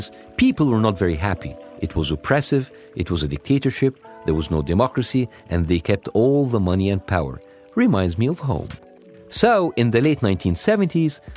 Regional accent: Egypt; moved away; I was growing up in Egypt, I didn't have your experience. I grew up in my own country

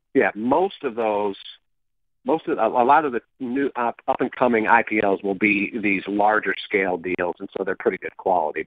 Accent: Michigan, United States; where I grew up in Michigan

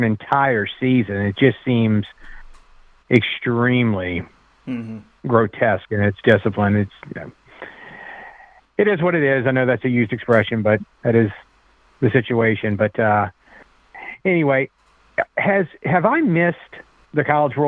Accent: Bay St. Louis, Mississippi, United States; moved away as an adult; now in Mandeville, United States; I'm from Bay St. Louis originally, but I've been to Mandeville about 12 years now

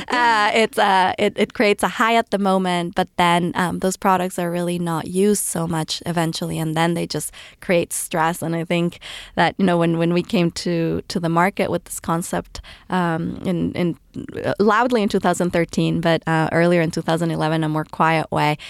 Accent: Ecuador; moved away as an adult; now in United States; I was raised in Ecuador and moved to the U S, um, for college

